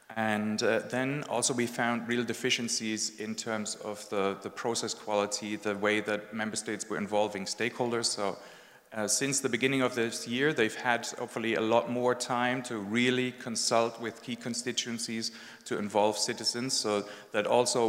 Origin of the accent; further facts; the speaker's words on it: Germany; English is a second language; My home country, Germany, came third last.